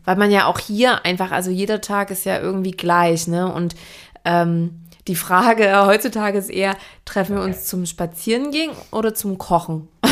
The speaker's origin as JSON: {"language": "German", "region": "Saxony", "country": "Germany", "said": "ich komme ja aus Sachsen"}